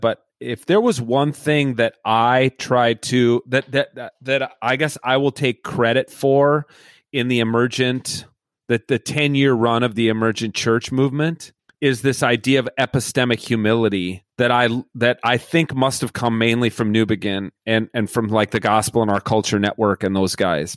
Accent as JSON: {"language": "English", "town": "Edina", "region": "Minnesota", "country": "United States", "tie": "born or raised there", "said": "when I was growing up in Edina, Minnesota"}